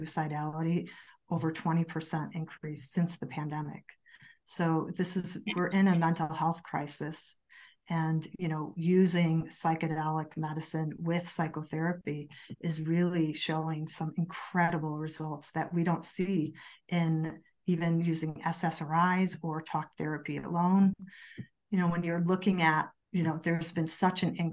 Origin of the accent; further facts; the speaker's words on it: Chicago, Illinois, United States; moved away as an adult; now in Colorado, United States; I'm actually from Chicago